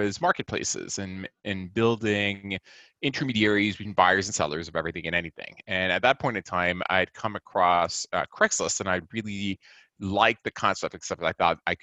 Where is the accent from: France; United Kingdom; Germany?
France; Nice, Provence-Alpes-Côte d'Azur; moved away as an adult; now in United States; I'm originally from Nice in France.